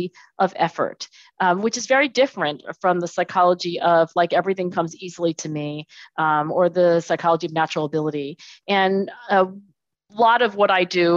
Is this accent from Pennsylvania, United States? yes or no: yes; Philadelphia, Pennsylvania, United States; I was born in Philadelphia, actually down the street. So I'm in Philadelphia today and I was born in Philadelphia.